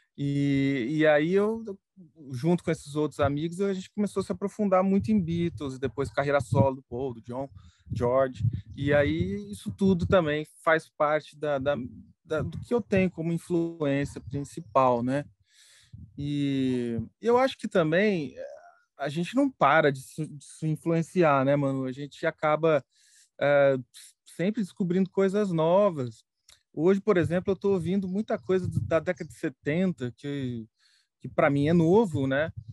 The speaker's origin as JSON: {"language": "Portuguese", "town": "Pouso Alegre", "region": "Minas Gerais", "country": "Brazil", "said": "eu sou mineiro, eu nasci em Pouso Alegre, sul de Minas Gerais"}